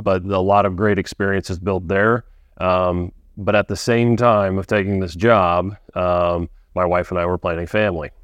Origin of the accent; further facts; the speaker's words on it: Frankfort, Indiana, United States; I'm not from Lafayette, but pretty close, Frankfort, Indiana.